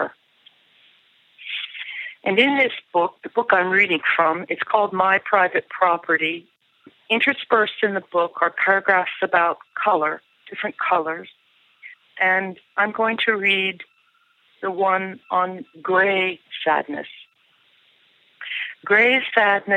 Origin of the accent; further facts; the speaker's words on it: United States; I'm an American poet and essayist